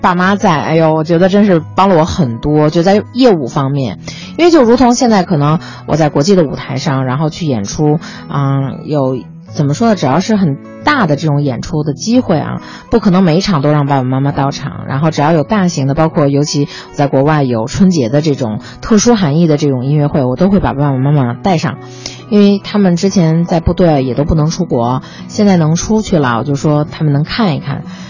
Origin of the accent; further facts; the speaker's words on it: Beijing, China; 然后他们就说问，哎，你是从哪儿来呀？我说从北京过来